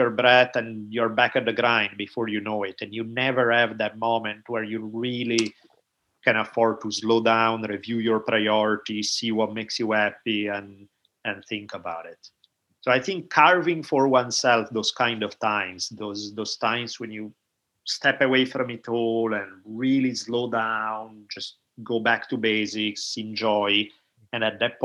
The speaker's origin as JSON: {"language": "English", "country": "Italy", "tie": "born or raised there", "moved": "yes", "said": "growing up in Italy"}